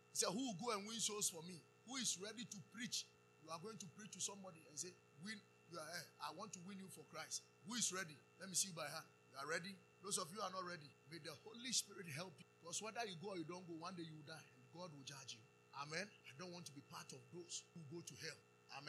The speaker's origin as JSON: {"language": "English", "country": "Ghana", "said": "we told him we are from Ghana"}